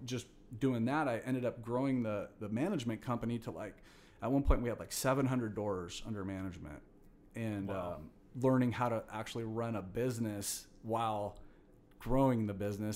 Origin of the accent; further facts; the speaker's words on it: Fresno, California, United States; also born or lived in Long Beach; I'm a born and raised Fresno guy. So I went to Bullard High School. You know, been born and raised in Fresno in the Valley